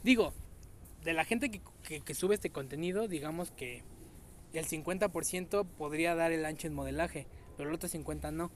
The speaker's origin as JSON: {"language": "Spanish", "country": "Mexico", "said": "Como mexicanos"}